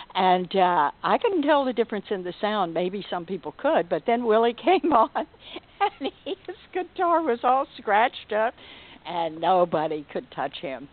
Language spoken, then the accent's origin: English; Dallas, Texas, United States; I'm from Dallas. And I'm a true fourth generation Texan